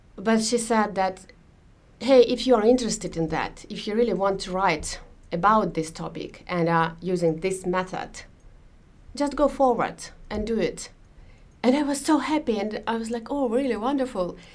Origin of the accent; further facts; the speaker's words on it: Moscow, Russia; moved away as an adult; now in Finland; I was born in Moscow and I lived in Moscow um, until we moved to Finland a few years ago